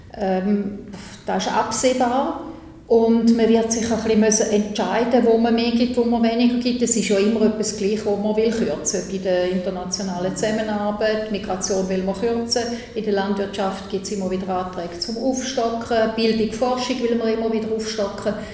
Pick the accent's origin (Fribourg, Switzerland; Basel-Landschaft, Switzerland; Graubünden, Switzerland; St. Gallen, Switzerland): St. Gallen, Switzerland; ich komme ja aus dem Kanton St. Gallen